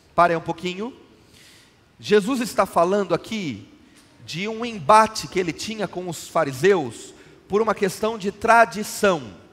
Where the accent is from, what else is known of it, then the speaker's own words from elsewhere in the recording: São Paulo, Brazil; Eu sou paulistano, eu falo bolacha